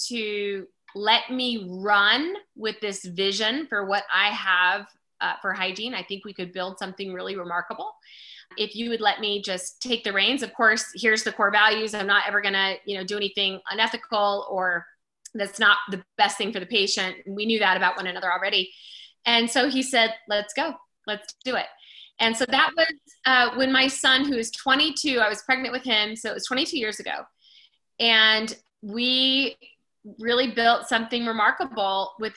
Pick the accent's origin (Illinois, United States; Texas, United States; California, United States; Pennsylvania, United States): California, United States; Simi Valley; moved away as an adult; also born or lived in Colorado; I grew up in California, outside of Hollywood a little bit in Simi Valley